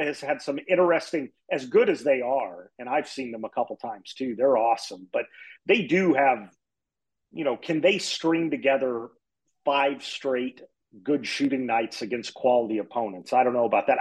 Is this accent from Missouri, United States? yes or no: yes; Springfield, Missouri, United States; I grew up in Springfield, Missouri, which is where Missouri State is